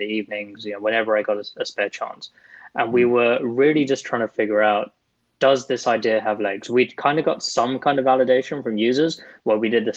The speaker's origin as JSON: {"language": "English", "country": "United Kingdom", "said": "a British Muslim"}